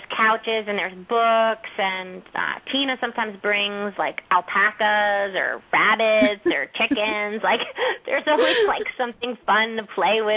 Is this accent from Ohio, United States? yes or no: no; Westchester, New York, United States; I'm from Westchester, so I know New York.